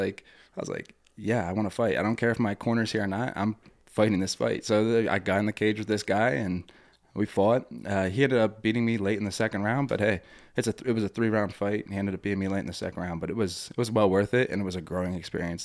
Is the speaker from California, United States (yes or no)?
no; Ebenezer, Pennsylvania, United States; I grew up in Ebenezer